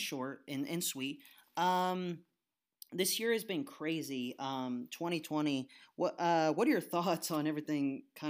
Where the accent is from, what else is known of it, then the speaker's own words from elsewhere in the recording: Indiana, United States; I'm from Indiana.